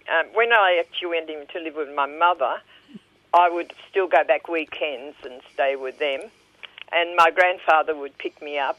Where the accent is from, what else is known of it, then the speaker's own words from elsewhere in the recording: Sydney, New South Wales, Australia; English is a second language; also born or lived in Harbin, China / Newcastle, Australia; I went to school at Our Lady of Mercies in Parramatta.